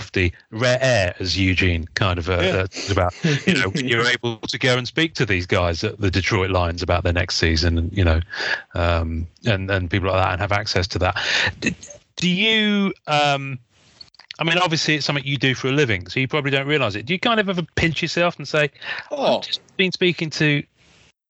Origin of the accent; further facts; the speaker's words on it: United Kingdom; I'm a Brit